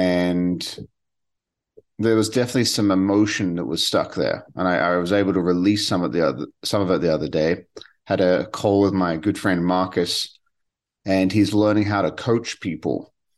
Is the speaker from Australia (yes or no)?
yes; Western Australia, Australia; And she was from South Australia, and I was from Western Australia, and we were talking, and we talked all the time.